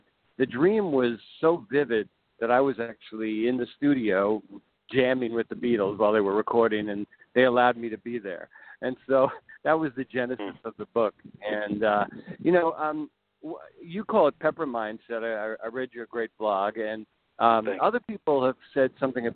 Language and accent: English; United States; being an American